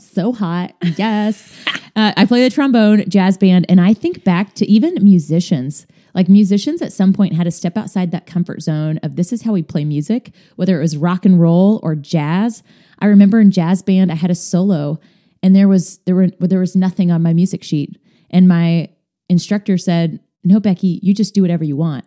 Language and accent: English; Kansas, United States; moved away as an adult; now in Indiana, United States; Moving from my home state of Kansas to Indiana